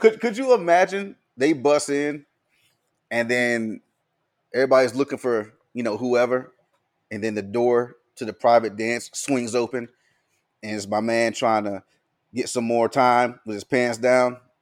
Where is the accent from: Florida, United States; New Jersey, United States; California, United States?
Florida, United States; Pensacola; also born or lived in Mobile, Alabama; I was born in Florida and was raised, like, half my life over in Pensacola, half my life over in Mobile